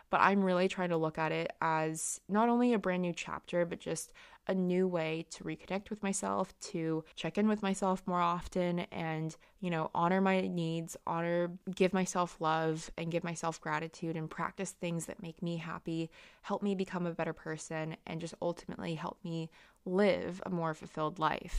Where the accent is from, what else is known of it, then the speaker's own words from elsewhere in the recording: California, United States; moved away as an adult; now in London, United Kingdom; when I was growing up in California